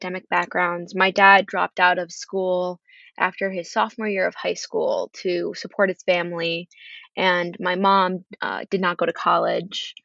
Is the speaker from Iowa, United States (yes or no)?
no; Carmel, New York, United States; moved away as an adult; I come from Carmel, New York, which is about an hour north of New York City